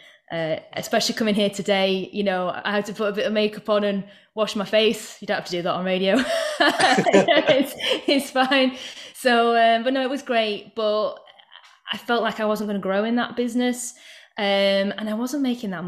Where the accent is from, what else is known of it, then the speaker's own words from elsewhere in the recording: Yorkshire and the Humber, United Kingdom; also born or lived in Manchester; now in North West England, United Kingdom; So I'm from East Yorkshire originally, and it's very arable around there.